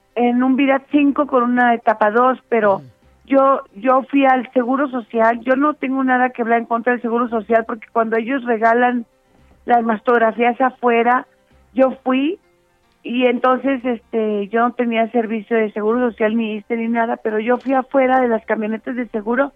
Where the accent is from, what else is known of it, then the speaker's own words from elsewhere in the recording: Mexico; como ciudadanas, como mexicanas